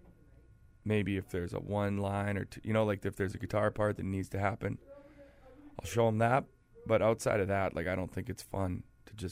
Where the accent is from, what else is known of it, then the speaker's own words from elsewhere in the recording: Weyburn, Saskatchewan, Canada; I grew up in Saskatchewan in a town called Weyburn that's like 10,000 people